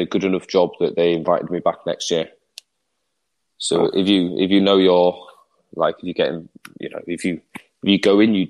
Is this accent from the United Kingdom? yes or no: yes; England, United Kingdom; as an Englishman